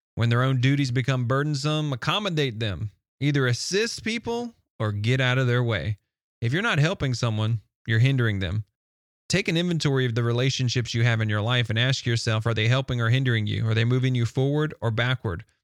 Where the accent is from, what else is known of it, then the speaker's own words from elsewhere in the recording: the South, United States; I'm from the South and they accuse us from speaking a little slower than normal.